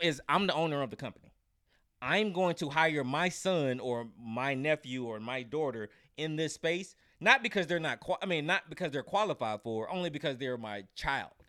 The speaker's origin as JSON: {"language": "English", "region": "North Carolina", "country": "United States", "said": "I'm from North Carolina"}